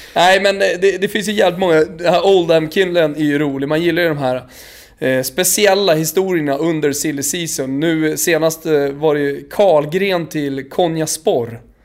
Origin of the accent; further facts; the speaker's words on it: Botkyrka, Stockholm County, Sweden; jag är själv uppvuxen på fotbollsplanerna i norra Botkyrka